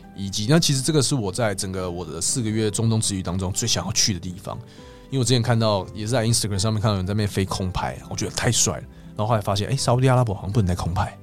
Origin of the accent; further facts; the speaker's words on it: Taiwan; 我是台湾来的